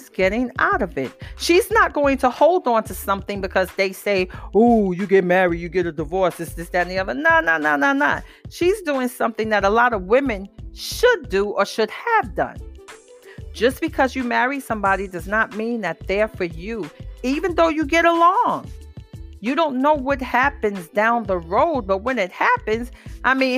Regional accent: New York City, New York, United States; I'm from the Bronx

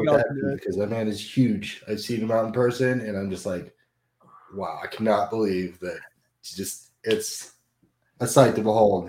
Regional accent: Orlando, Florida, United States; I was born and raised here in Florida, in Orlando area.

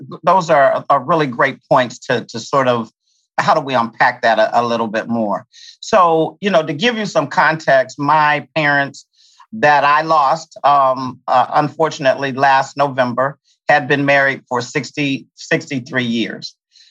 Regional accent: Kentucky, United States; also born or lived in Washington, D.C.; And we spent time, a little bit of time in DC. But primarily, I grew up in Kentucky because of his specialty.

